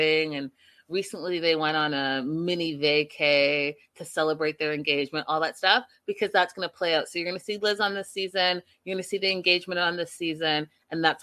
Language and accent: English; Pacific Northwest, British Columbia, Canada; I'm Canadian